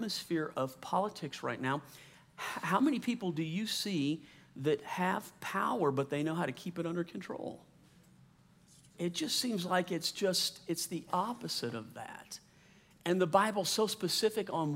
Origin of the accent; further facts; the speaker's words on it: Louisiana, United States; also born or lived in New Orleans, Louisiana / San Diego, California / Slidell, Louisiana; I grew up in the South, Louisiana